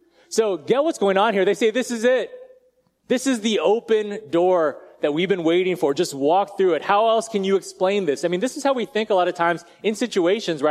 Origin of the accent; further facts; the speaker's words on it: United States; I'm Asian and I was born in America